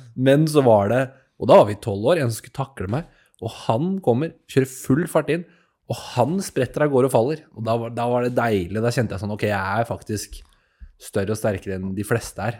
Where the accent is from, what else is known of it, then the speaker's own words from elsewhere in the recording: Asker, Akershus, Norway; Jeg er jo fra Asker, jeg òg